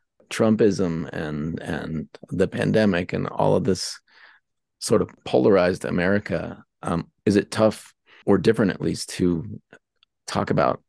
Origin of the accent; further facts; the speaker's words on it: Pittsburgh, Pennsylvania, United States; moved away as an adult; also born or lived in San Francisco; I'm from Pittsburgh actually